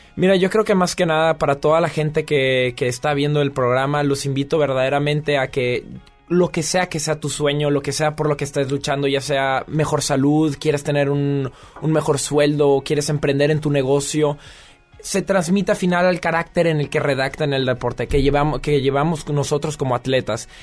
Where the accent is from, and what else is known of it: Mexico; moved away as an adult; now in France